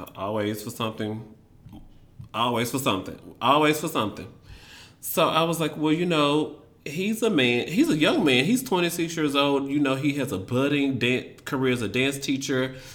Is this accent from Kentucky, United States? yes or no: no; Memphis, Tennessee, United States; moved away as an adult; now in Washington, D.C., United States; growing up in Memphis